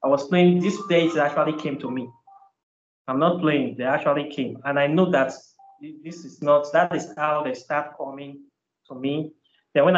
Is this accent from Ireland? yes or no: no; Nigeria; moved away as an adult; All my life, I grew up in Nigeria. I was up to 31 years